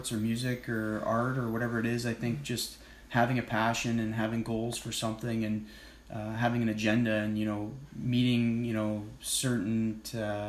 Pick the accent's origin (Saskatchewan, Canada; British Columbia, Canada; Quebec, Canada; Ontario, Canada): Ontario, Canada; Whitby; I grew up in Whitby, Ontario